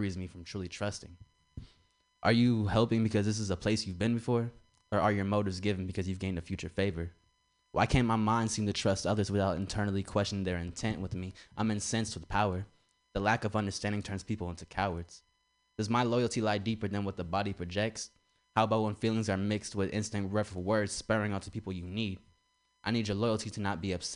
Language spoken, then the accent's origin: English; San Francisco, California, United States; I'm actually from San Francisco, Petrel Hill